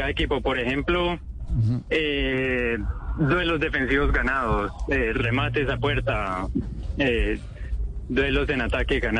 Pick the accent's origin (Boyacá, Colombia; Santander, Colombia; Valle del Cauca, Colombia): Valle del Cauca, Colombia; Cali; moved away as an adult; now in Valencia, Spain; Soy de Cali.